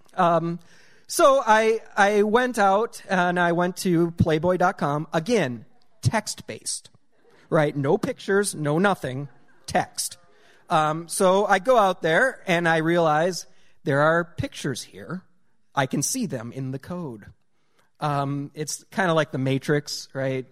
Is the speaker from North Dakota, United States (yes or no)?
yes; rural North Dakota, United States; growing up in ru-, uh, rural North Dakota